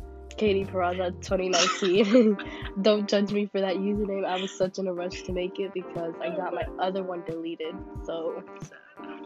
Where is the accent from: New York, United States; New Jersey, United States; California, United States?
New Jersey, United States; I was born in New Jersey too